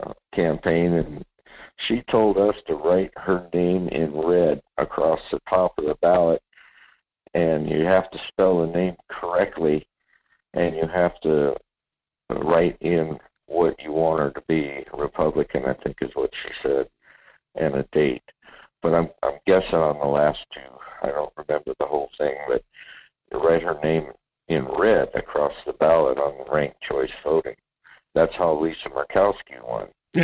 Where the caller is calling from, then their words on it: Kenai, Alaska, United States; Hey, I'd like to, I'm from Kenai, Bill